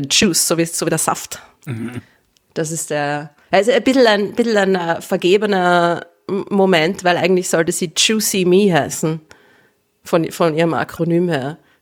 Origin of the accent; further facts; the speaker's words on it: Vienna, Austria; als gebürtige Wienerin